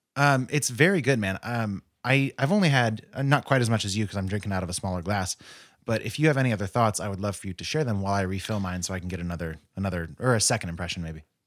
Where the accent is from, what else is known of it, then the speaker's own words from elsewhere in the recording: Modesto, California, United States; I grew up in Modesto, which is a stone's throw from Tracy